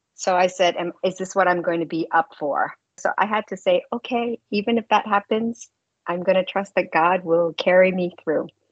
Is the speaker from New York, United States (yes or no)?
yes; New York City, New York, United States; I'm from New York City